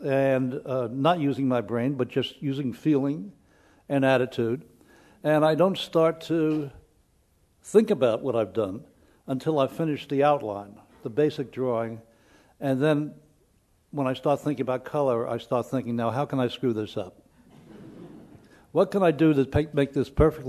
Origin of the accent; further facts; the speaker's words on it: New York City, New York, United States; also born or lived in Lower East Side, New York; I moved away from the Bronx